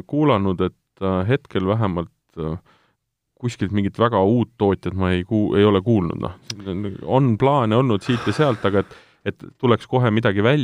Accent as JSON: {"language": "Estonian", "town": "Tartu", "region": "Tartu County", "country": "Estonia", "said": "me oleme Priiduga selles mõttes pikemalt, mitte väga pikalt, aga siiski pikemalt äh, tuttavad, me oleme mõlemad Tartust."}